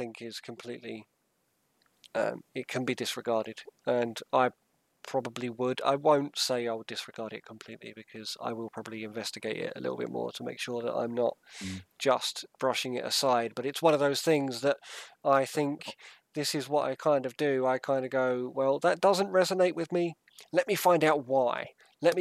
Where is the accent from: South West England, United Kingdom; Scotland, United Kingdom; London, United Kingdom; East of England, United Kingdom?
East of England, United Kingdom; Southend-on-Sea; now in Sussex, United Kingdom; I was brought up in Southend